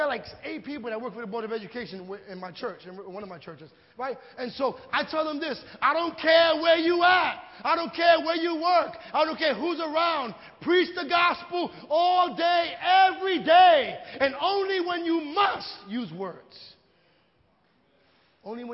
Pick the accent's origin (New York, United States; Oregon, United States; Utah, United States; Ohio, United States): New York, United States; New York City; I'm from Greenpoint